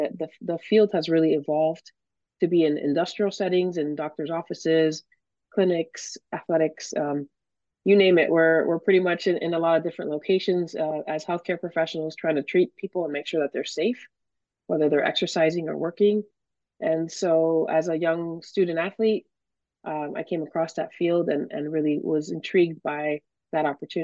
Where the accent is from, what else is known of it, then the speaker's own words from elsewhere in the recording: Miami, Florida, United States; moved away as an adult; also born or lived in New England; I'm originally from Miami, Florida, born and raised, daughter of Cuban immigrants